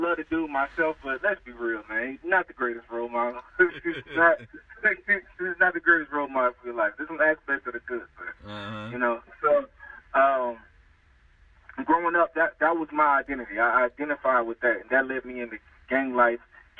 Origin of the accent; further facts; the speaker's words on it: Louisiana, United States; moved away as an adult; now in California, United States; I was born in California, and I moved to Louisiana when I was like 6 years old